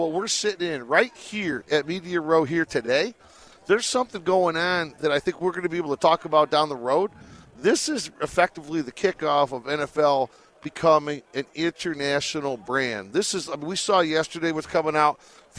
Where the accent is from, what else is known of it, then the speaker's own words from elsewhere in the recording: Detroit, Michigan, United States; moved away as an adult; now in Las Vegas, United States; I came out here 18 years ago, so I've been out here for a while. But I'm originally from Detroit.